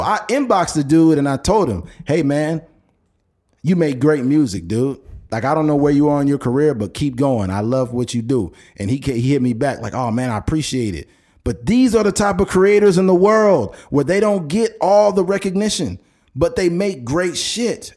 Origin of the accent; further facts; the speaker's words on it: Bakersfield, California, United States; we're both from Bakersfield.